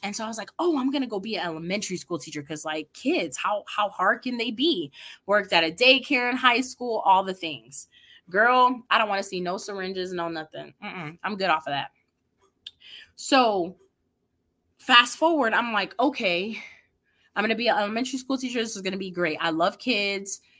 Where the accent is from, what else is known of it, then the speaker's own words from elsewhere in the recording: New York City, New York, United States; I grew up in the Bronx, New York.